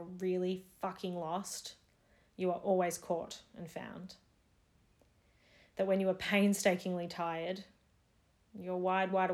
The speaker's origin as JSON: {"language": "English", "town": "Melbourne", "region": "Victoria", "country": "Australia", "tie": "born or raised there", "said": "I'm wrapped up in the safety of my home city and country during what is now a fourth Melbourne lockdown"}